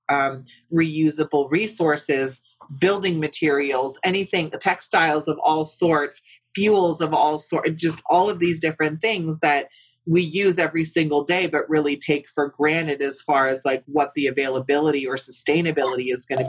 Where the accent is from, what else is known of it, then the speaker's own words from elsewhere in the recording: West Coast, United States; I'm over from the West Coast, right? Which is not so conservative. As a matter of fact, we're quite liberal over there in that part of the country.